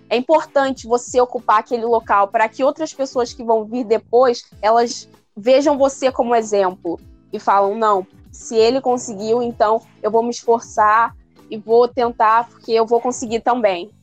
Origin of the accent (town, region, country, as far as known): Rio de Janeiro, Brazil